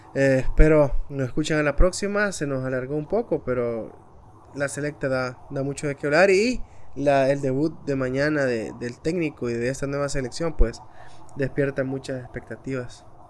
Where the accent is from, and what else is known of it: El Salvador